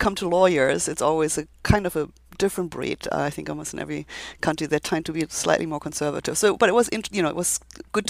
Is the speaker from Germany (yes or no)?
yes; Germany; moved away as an adult; now in United States; my background is that I come from Germany, was trained in Germany